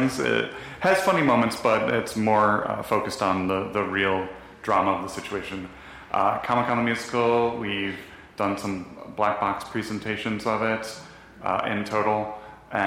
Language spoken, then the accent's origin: English; Buffalo, New York, United States; now in Los Angeles, United States; I'm from Buffalo, New York